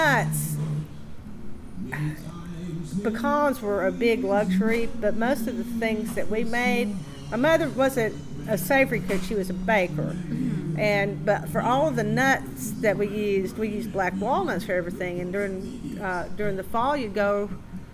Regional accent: Ducktown, Tennessee, United States; now in Knoxville, United States; I grew up in Ducktown, and you know, you had to cook in the country because there were no restaurants.

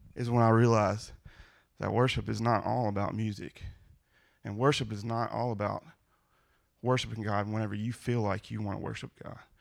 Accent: Louisiana, United States; now in Ohio, United States; I'm from Louisiana

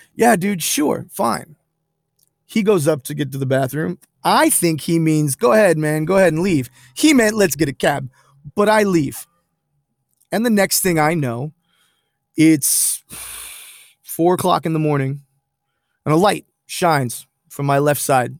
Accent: Pine Hills, Florida, United States; I'm from Pine Hills and I've got Geneva family members. I got swamp people in my blood

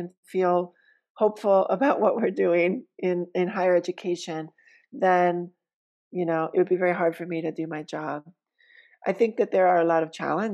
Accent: New York City, New York, United States; moved away as an adult; now in Roanoke, United States; a white New Yorker

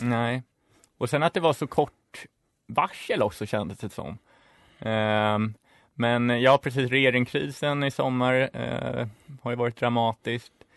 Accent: Stockholm, Stockholm County, Sweden; moved away as an adult; also born or lived in Uppsala; Jag kommer också från Stockholm, från innerstan, eh, både Vasastan och Kungsholmen.

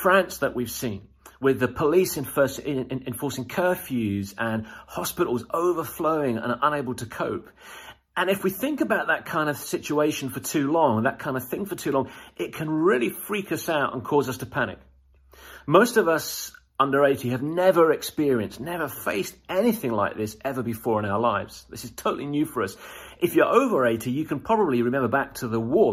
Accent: United Kingdom

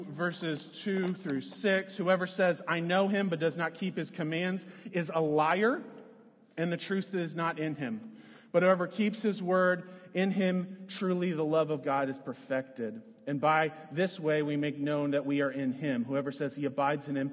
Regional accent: Lawrence, Kansas, United States; moved away as an adult; also born or lived in Florida; When I was growing up, I grew up in Lawrence, Kansas

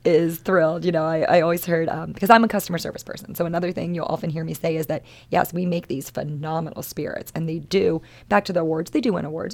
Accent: Maryland, United States; moved away as an adult; I'm born and raised in Maryland. This is, this is my home state

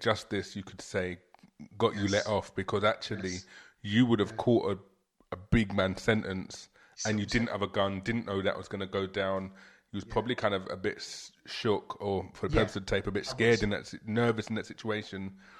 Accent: London, United Kingdom; I'm from South London, innit?

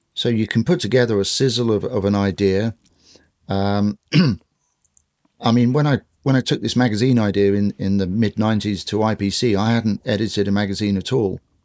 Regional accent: London, United Kingdom; I grew up in sort of West London in the suburbs

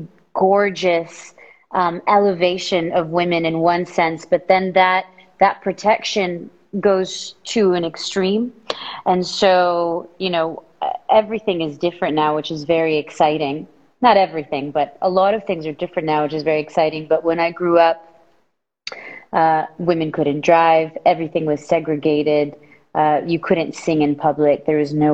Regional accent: Saudi Arabia; moved away as an adult; now in Los Angeles, United States; I'm from Saudi Arabia. I was born and raised there. I moved to LA coming up 7 years ago

